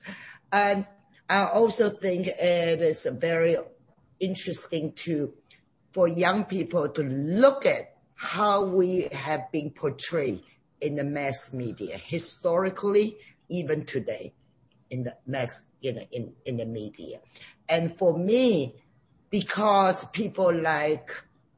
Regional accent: China; now in United States; I grew up in China

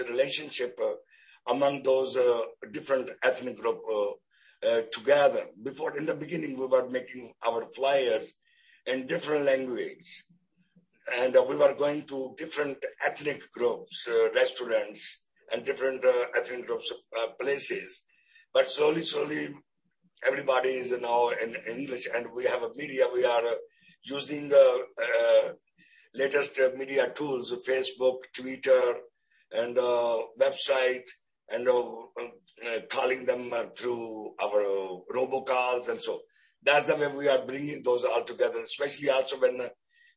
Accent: Pakistan; moved away; I'm Pakistani

